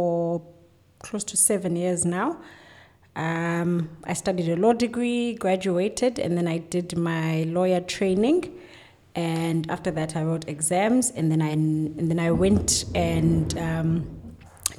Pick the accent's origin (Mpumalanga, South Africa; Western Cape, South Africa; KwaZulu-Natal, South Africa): Western Cape, South Africa; Plettenberg Bay; now in Cape Town, South Africa; I'm relatively a local girl. I come from Plettenberg Bay, and I'm fully based in Cape Town